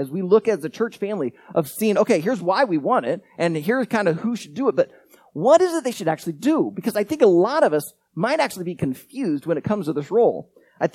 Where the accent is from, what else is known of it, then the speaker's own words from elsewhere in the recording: United States; also born or lived in Iowa; As Americans